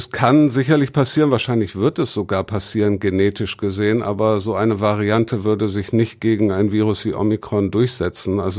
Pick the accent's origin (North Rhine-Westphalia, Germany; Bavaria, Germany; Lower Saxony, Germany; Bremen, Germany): Bremen, Germany; als Bremer esse ich tatsächlich gerne braunen Kohl